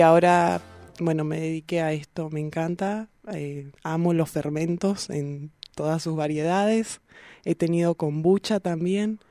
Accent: Bahía Blanca, Buenos Aires Province, Argentina; now in Neuquén, Argentina; yo soy de Bahía Blanca

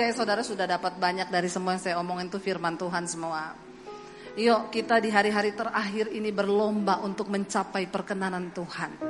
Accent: Sulawesi, Indonesia; Saya bilang aku ini dibesarkan di Sulawesi itu sudah puluhan tahun.

